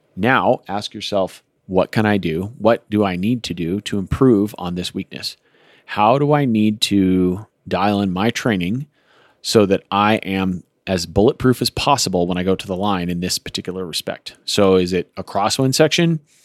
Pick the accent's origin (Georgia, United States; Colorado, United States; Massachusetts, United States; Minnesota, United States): Colorado, United States; I grew up in Colorado